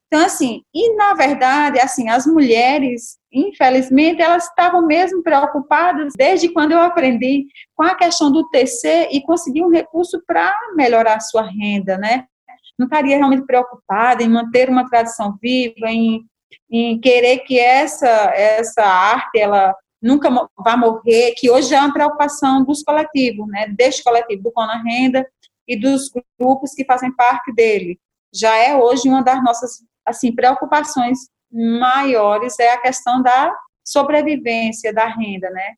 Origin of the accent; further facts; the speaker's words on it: São João do Tigre, Paraíba, Brazil; eu sou de São João do Tigre